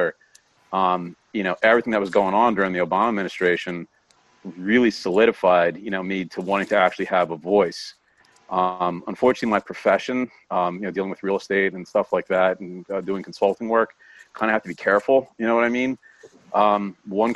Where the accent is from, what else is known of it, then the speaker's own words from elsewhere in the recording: Philadelphia, Pennsylvania, United States; moved away as an adult; now in South Jersey, United States; I was born in Philadelphia, lived in Philadelphia for a long, long time